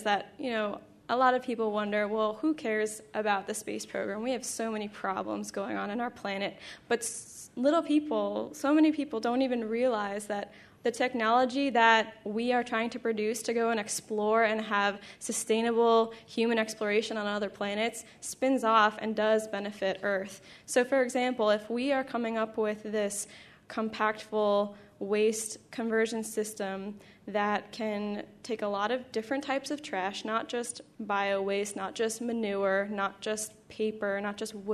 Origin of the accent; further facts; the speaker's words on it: New York, United States; so I'm from New York